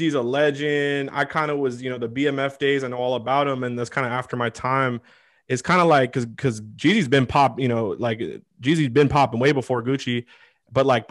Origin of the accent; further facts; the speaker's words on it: Seattle, Washington, United States; I'm from Seattle